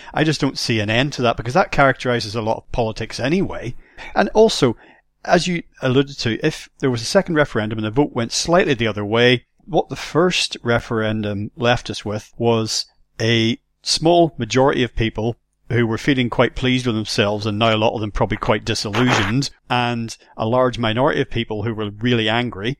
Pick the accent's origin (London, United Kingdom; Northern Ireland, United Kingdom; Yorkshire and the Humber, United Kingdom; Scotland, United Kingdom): Northern Ireland, United Kingdom; I grew up in Northern Ireland very, very polarized situation there